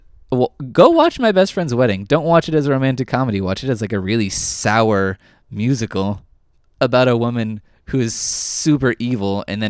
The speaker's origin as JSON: {"language": "English", "region": "California", "country": "United States", "tie": "born or raised there", "said": "No, I grew up in Southern California."}